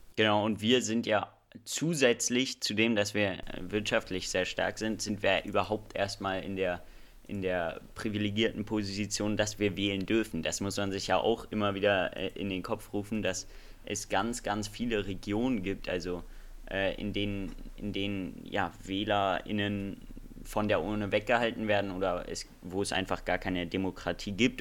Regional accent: Germany; bei uns in Deutschland

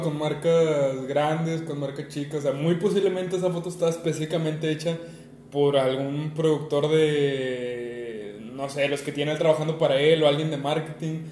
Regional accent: Monterrey, Nuevo León, Mexico; Los dos somos de Monterrey, Nuevo León.

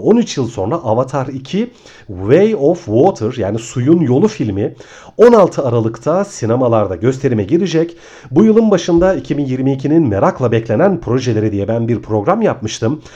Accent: Ayvalık, Balıkesir, Turkey; moved away as an adult; now in Istanbul, Turkey; Ben aslında Ayvalıklıyım. on bir yıl kadar önce İstanbul'a taşındım.

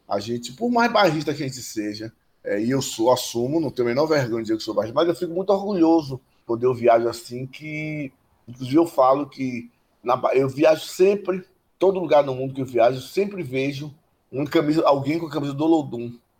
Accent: Bahia, Brazil; eu sou bem baiano

